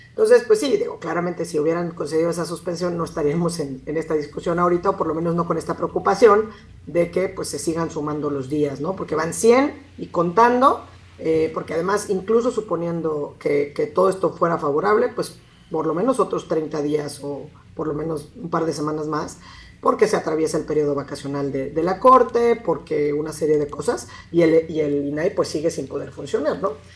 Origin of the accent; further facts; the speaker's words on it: Mexico; nosotros como mexicanos